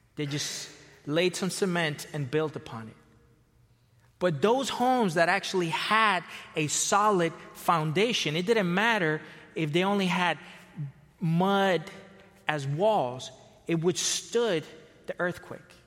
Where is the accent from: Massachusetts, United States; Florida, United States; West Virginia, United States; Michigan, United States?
Florida, United States; also born or lived in Costa Rica / California; now in Chicago area, United States; I was born in Costa Rica. I was raised in Florida, spent a long time in California